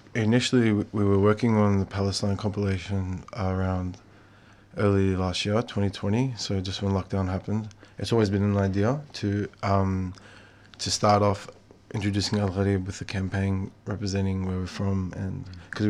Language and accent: English; Melbourne, Victoria, Australia; me and some of the boys I grew up with in Melbourne